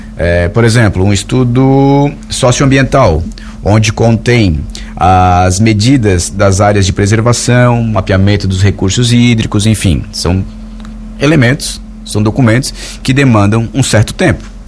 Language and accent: Portuguese; Orleans, Santa Catarina, Brazil; Eu não sou aqui da cidade, sou da, como vocês sabem, eu sou de Orleans